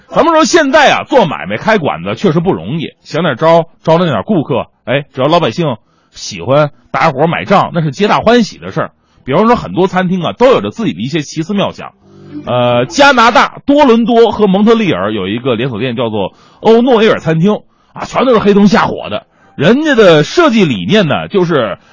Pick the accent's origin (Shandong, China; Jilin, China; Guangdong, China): Jilin, China; Changchun; moved away; 在我的老家吉林长春